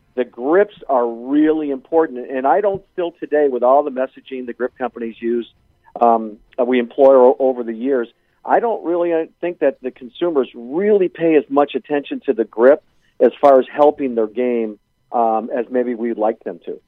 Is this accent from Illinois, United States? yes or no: yes; Chicago, Illinois, United States; We all uh, grew up and were born and raised in Chicago